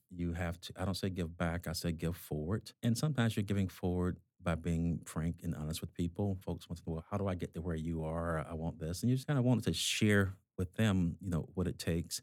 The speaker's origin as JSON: {"language": "English", "region": "Georgia", "country": "United States", "accent": "South South, South Boston", "moved": "as an adult", "lives_now": "Massachusetts, United States", "said": "I'm originally from Georgia"}